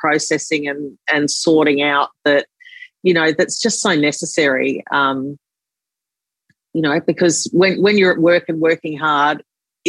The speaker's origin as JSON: {"language": "English", "town": "Sydney", "region": "New South Wales", "country": "Australia", "tie": "born or raised there", "said": "I grew up in Lane Cove."}